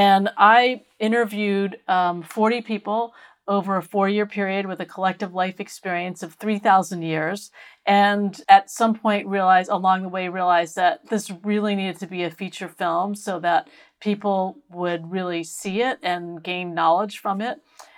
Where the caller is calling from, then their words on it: San Luis Obispo, California, United States; I am in San Luis Obispo, California, which is halfway between Los Angeles and San Francisco.